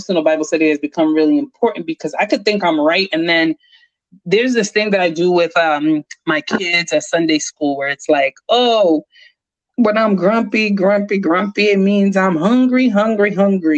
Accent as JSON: {"language": "English", "town": "Jersey City", "region": "New Jersey", "country": "United States", "tie": "born or raised there", "said": "growing up in Jersey City"}